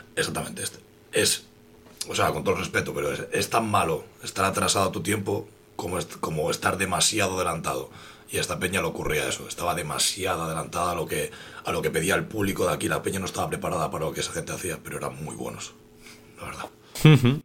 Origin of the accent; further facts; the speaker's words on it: Gijón, Asturias, Spain; en mi barrio, en lo que me tocó a mí, que es la calzada, portuario, zona oeste de Gijón